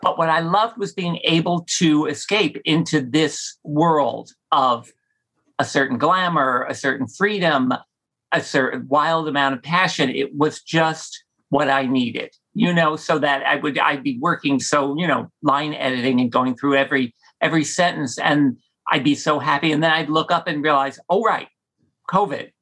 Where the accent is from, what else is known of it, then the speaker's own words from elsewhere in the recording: New Jersey, United States; growing up in Jersey